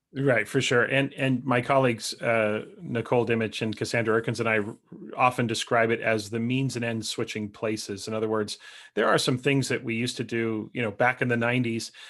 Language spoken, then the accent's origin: English; Canada; as a Canadian, but I spend a lot of time in the United States